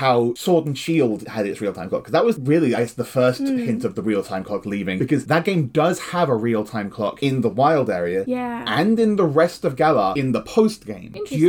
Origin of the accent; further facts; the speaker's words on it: Oxford, South East England, United Kingdom; my hometown, Oxford.